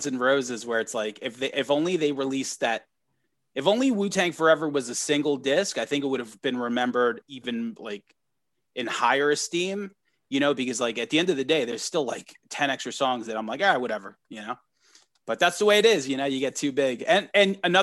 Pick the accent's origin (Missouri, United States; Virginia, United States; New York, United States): New York, United States; we're all from New York